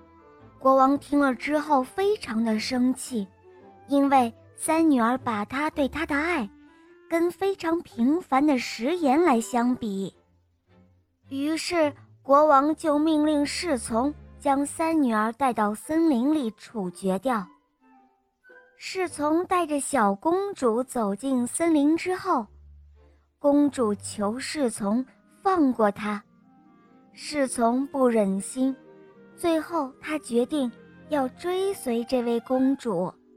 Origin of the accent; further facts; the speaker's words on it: Huizhou, Guangdong, China; 我叫…，我八岁半了，我来自惠州